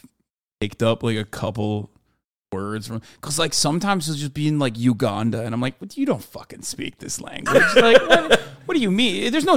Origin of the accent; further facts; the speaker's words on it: Istanbul, Turkey; moved away; And Istanbul's where I grew up.